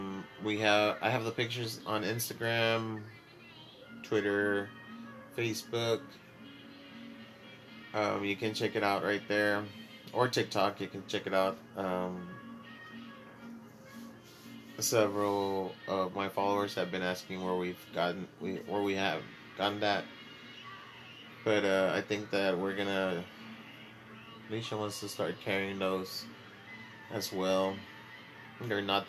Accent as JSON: {"language": "English", "region": "Texas", "country": "United States", "said": "I'm from Texas"}